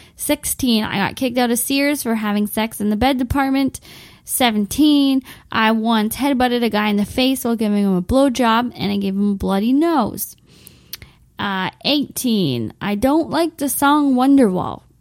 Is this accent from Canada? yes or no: yes; Windsor, Ontario, Canada; my hometown of Windsor, Ontario